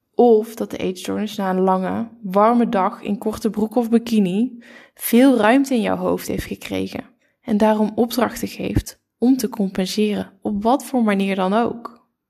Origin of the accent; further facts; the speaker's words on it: Curaçao; Ik ben geboren in Curaçao